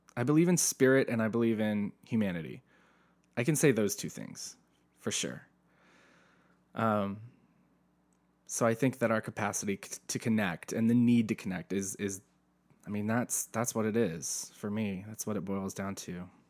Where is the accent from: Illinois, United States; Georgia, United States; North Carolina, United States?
North Carolina, United States; Asheville; now in Southern California, United States; I'm from Asheville, North Carolina. My world was church